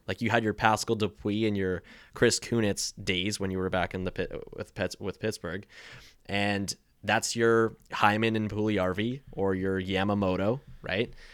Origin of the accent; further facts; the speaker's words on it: Maple Ridge, British Columbia, Canada; I'm from Maple Ridge